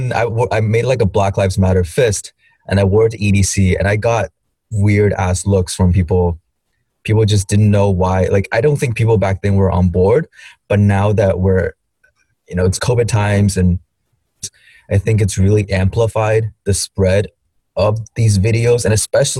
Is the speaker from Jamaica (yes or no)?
no; China; moved away; growing up in China